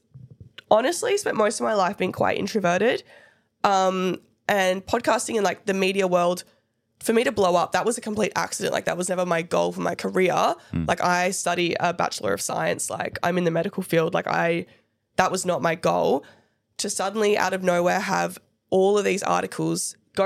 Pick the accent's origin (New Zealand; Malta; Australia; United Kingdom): Australia; Perth, Western Australia; we're from Perth